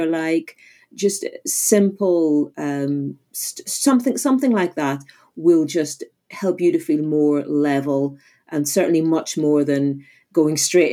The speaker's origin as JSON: {"language": "English", "region": "Northern Ireland", "country": "United Kingdom", "said": "I'm originally from Northern Ireland"}